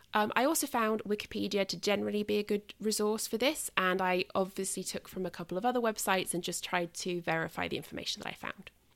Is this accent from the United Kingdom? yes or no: yes; United Kingdom; as a Brit